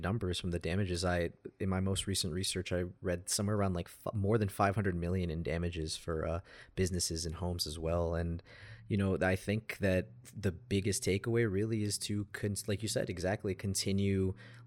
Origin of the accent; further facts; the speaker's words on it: Chicago, Illinois, United States; moved away as an adult; now in Boulder, United States; I come from Chicago, Chicago, Illinois, and I'm like what you would call a city kid